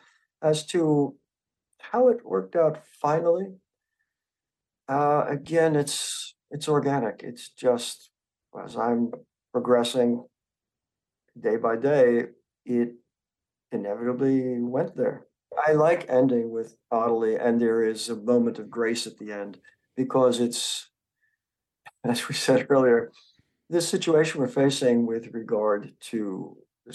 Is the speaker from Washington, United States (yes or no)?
no; New York, United States; moved away; When I was a boy growing up in New York, there was no sense of environmentalism